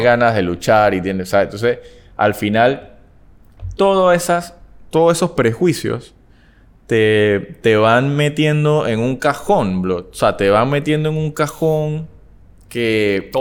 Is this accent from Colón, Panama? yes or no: no; Panama City, Panama; Todo el mundo lo que me conoce sabe que yo vengo de Panamá Viejo